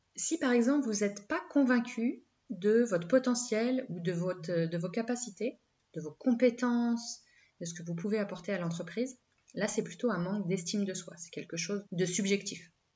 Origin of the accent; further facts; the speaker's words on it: France; on est français